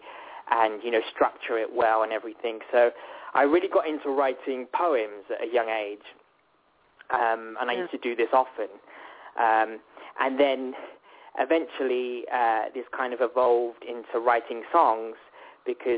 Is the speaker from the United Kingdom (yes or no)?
yes; Worthing, South East England, United Kingdom; I grew up in United Kingdom in a town called Worthing, which is very much on the south coast